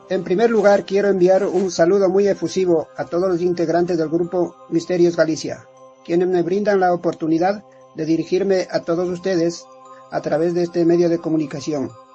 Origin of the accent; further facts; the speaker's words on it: Quito, Pichincha, Ecuador; also born or lived in Tungurahua; Nací en Quito, Ecuador, en el año de 1962